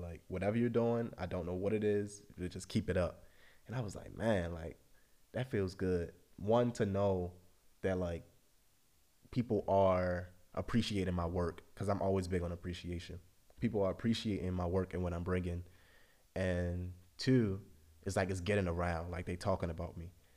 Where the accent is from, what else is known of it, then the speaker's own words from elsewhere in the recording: Baltimore, Maryland, United States; moved away as an adult; now in Europe; I'm from Baltimore, lived there my whole life.